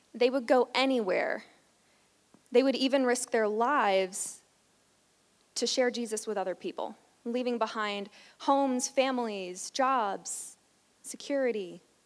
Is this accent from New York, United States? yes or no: yes; New York, United States; I grew up in New York going to a church